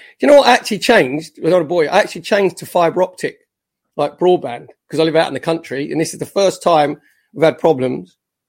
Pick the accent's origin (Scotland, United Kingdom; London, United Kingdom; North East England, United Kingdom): London, United Kingdom; accent: Cockney; moved away; also born or lived in Colchester; I was born in Bow.